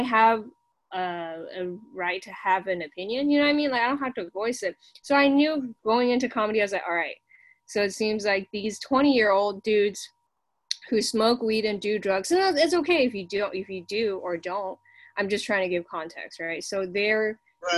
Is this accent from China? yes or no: yes; China; English is a second language; now in United States; I grew up in China